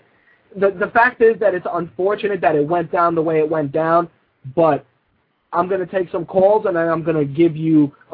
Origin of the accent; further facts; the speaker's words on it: New York, United States; As a New Yorker